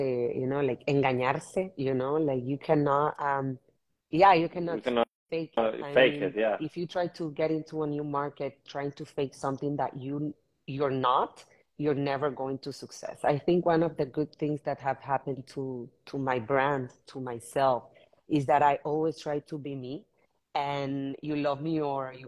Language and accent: English; Managua, Nicaragua; also born or lived in Argentina / New York; now in Miami, United States; I'm Managua born from Nicaragua. I'm Miami based in the last 4 years.